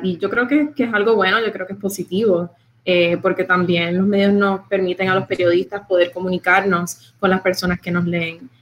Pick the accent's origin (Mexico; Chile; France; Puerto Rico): Puerto Rico; now in Miami, United States; Yo soy puertorriqueña